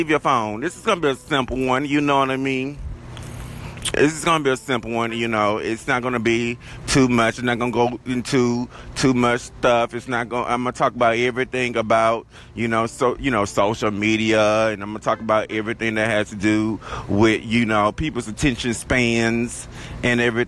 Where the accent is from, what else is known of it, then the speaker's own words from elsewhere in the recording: the South, Southern United States, United States; accent: southern drawl; my accent, honey, how southern I am. Got that southern drawl